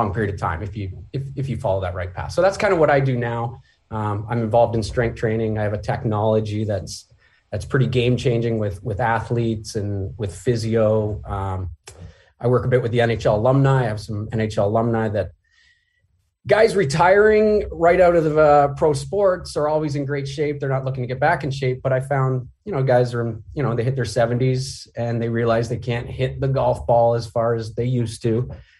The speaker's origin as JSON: {"language": "English", "town": "St. Catharines", "region": "Ontario", "country": "Canada", "also_born_or_lived": "Cherry Hill, United States", "said": "Yeah, so I'm originally from St. Catharines."}